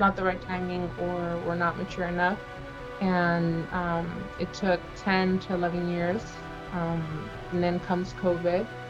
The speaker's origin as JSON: {"language": "English", "area": "Central Coast", "region": "California", "country": "United States", "said": "I'm from the Central Coast"}